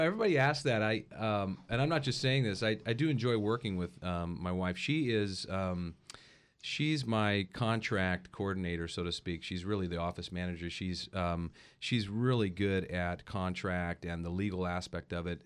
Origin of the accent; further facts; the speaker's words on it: Paso Robles, California, United States; also born or lived in Hawaii; growing up in Paso, I've fallen in love with the North County